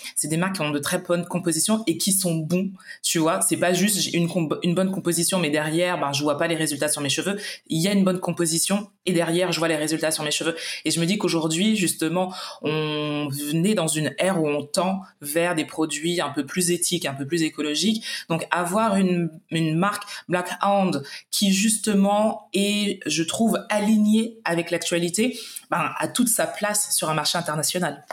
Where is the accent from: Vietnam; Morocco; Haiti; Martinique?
Martinique; je suis originaire de la Martinique